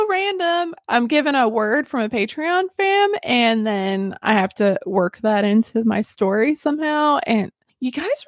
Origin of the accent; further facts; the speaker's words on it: Northern Arkansas, United States; I'm from Northern Arkansas.